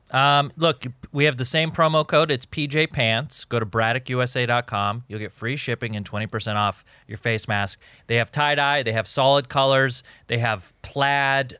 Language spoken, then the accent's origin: English; Jordan; moved away; also born or lived in Egypt; I was born in Jordan. I'm a Jordanian citizen